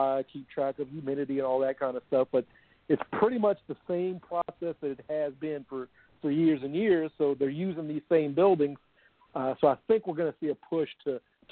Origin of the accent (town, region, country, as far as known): Kentucky, United States; born or raised there